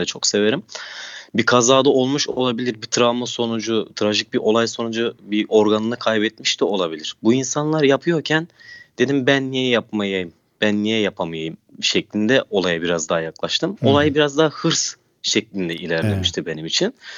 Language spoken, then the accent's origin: Turkish; Turkey; kendi memleketimde